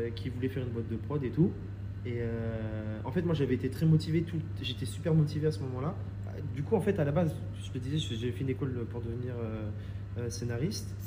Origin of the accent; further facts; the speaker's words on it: Reims, Grand Est, France; moved away as an adult; also born or lived in Paris; je viens de Reims à la base